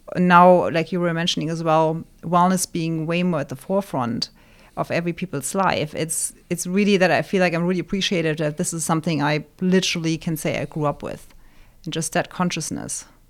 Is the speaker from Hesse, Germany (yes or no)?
yes; Wiesbaden, Hesse, Germany; now in Arizona, United States; born, born and raised in Germany in a town called Wiesbaden, which is just outside of Frankfurt